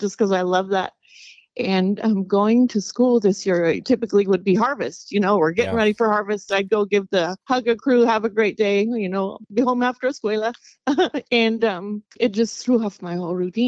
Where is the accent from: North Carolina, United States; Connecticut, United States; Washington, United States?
Washington, United States; Lynden; We were both raised in Linden